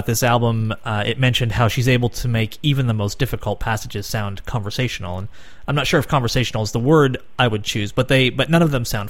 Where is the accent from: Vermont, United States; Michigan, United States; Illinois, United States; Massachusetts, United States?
Massachusetts, United States; I'm also from Massachusetts, and I say aunt